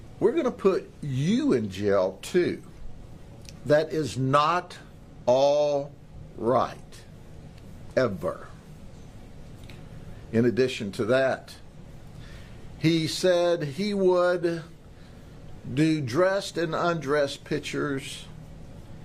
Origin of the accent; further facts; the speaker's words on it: Polk County, Florida, United States; I'm from Polk County